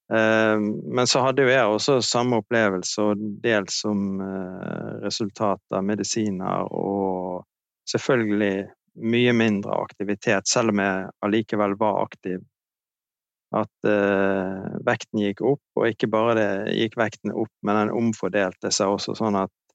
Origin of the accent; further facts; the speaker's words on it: Bergen, Vestland, Norway; Jeg er fra Bergen, 58 år.